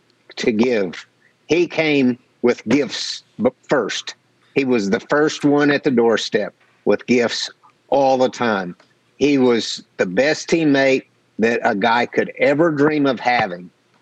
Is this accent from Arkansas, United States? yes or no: yes; Arkansas, United States; growing up in Arkansas on the dirt roads, country roads